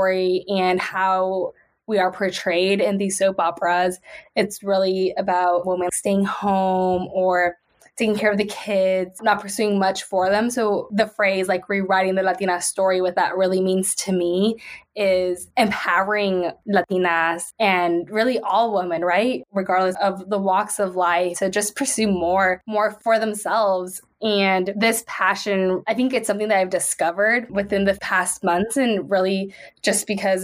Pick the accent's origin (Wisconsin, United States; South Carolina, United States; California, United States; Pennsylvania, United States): California, United States; San Jose; I was born and raised in San Jose, still reside here